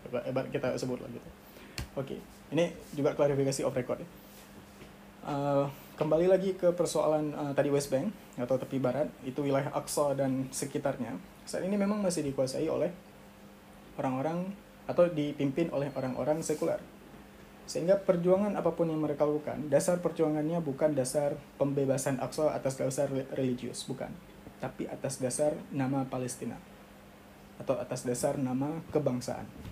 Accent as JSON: {"language": "Indonesian", "region": "Aceh", "country": "Indonesia", "said": "kita orang Aceh"}